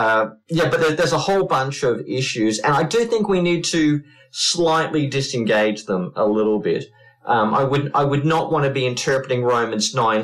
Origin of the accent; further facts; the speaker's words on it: Queensland, Australia; my home state of Queensland